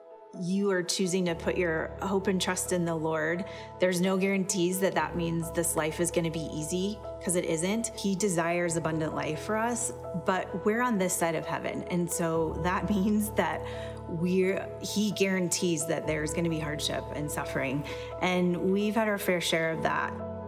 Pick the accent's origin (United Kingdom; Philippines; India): India; Kolkata, West Bengal; born there; I was born on April 6, 1980 in Calcutta, India.